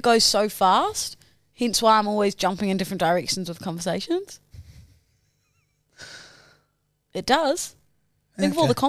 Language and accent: English; New Zealand; People also say that I'm the Kiwi version of Theo Von.